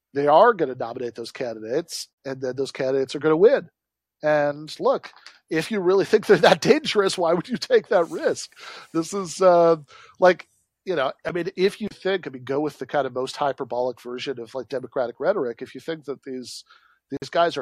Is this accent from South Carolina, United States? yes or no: no; Michigan, United States; comes from my home state, Michigan.